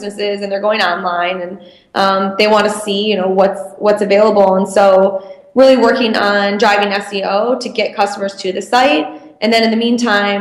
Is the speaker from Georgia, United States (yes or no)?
no; Michigan, United States; I'm from Michigan